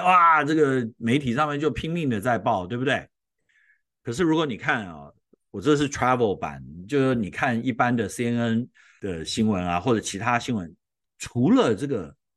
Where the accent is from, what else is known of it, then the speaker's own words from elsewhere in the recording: Taiwan; moved away; 我从小在台湾